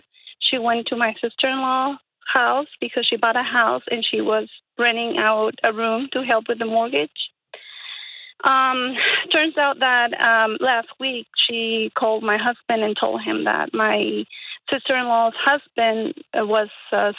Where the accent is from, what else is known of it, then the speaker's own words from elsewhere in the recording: Colombia; The thing is that we are from Colombia, and in our community, if you are a woman, you don't get out of the house until you're married.